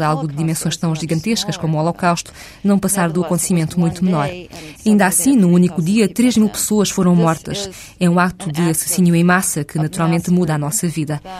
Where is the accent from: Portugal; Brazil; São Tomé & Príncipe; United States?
United States; Minnesota; O meu segundo romance passava-se numa versão da minha cidade natal, no Minnesota